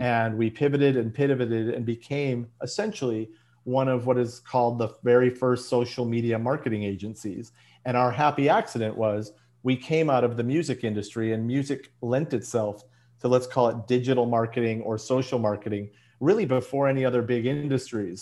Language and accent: English; Chicago, Illinois, United States; moved away as an adult; now in Los Angeles, United States; I was born and bred in Chicago